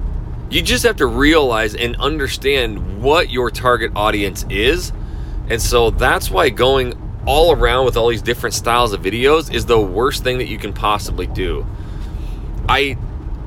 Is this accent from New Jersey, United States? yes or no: no; North Idaho, United States; I'm a redneck from North Idaho